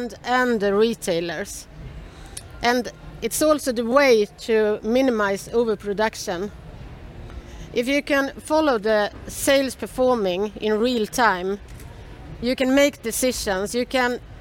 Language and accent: English; Sweden; I'm an entrepreneur from Sweden.